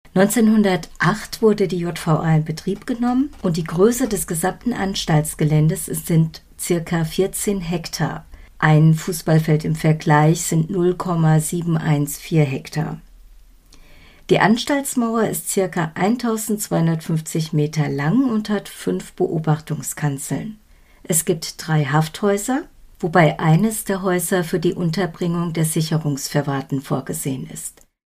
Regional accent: Soest, North Rhine-Westphalia, Germany; meiner Heimatstadt Soest

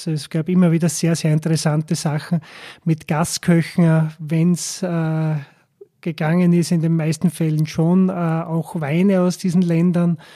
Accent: Gols, Burgenland, Austria; Äh, Golz ist eine Ortschaft, ungefähr 4000 Einwohner am Ostufer vom Neusiedlersee.

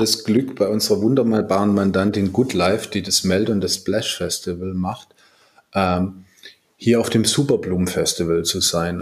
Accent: Swabia, Germany; moved away; ich bin ja Schwabe

